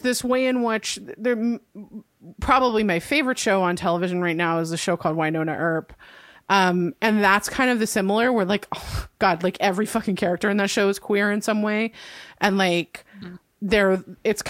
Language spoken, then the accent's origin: English; Santa Cruz, California, United States; where I grew up, if y'all have heard of it, probably what you know of Santa Cruz, California is that it's a hippie haven.